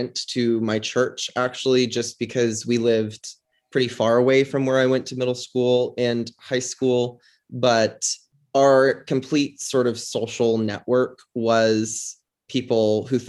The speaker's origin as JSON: {"language": "English", "town": "Tucson", "region": "Arizona", "country": "United States", "tie": "born or raised there", "said": "I grew up in Tucson, Arizona, family of five"}